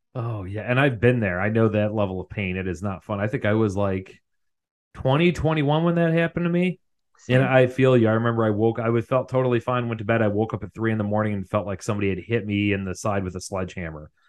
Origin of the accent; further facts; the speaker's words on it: Illinois, United States; having grown up in Illinois